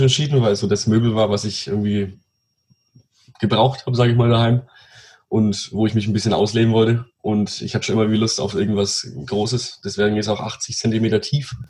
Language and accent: German; Pegnitz, Bavaria, Germany; bei uns in Pegnitz